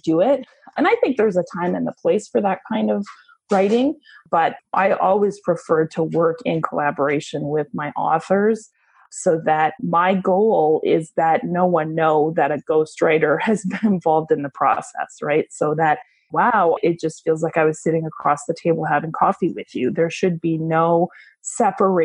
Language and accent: English; Canada; moved away as an adult; now in Tampa, United States; I'm a Canadian who moved to Tampa, Florida about 6 years ago in search of better weather and a lower cost of living